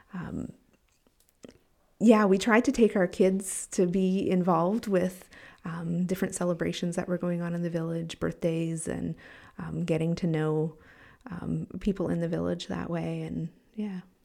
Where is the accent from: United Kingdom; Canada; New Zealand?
Canada; moved away as an adult; I was white and from Canada